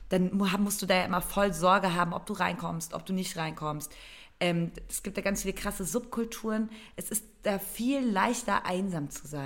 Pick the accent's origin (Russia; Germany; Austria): Germany; Berlin; dankbar, dass ich Familie und Freunde in Berlin habe, ähm, dass ich diese Stadt immer noch irgendwie so äh, meine Heimat nennen kann.